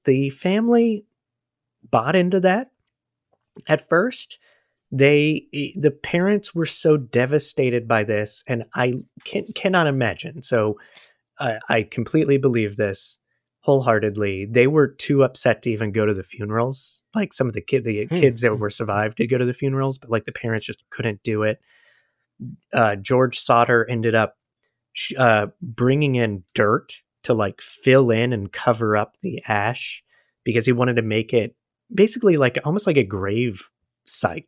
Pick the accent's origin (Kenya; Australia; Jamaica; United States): United States; as an American